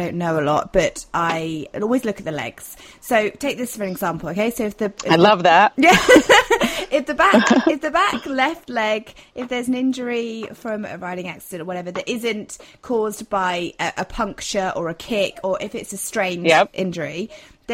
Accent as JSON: {"language": "English", "region": "England", "country": "United Kingdom", "said": "being English"}